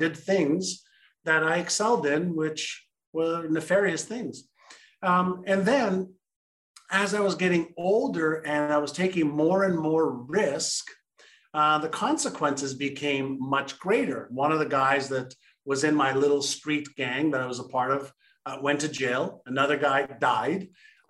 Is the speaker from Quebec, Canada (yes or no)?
yes; Montreal, Quebec, Canada; English is a second language; also born or lived in Israel; I was born in Israel, and my parents moved from Israel to Montreal, Canada when I was five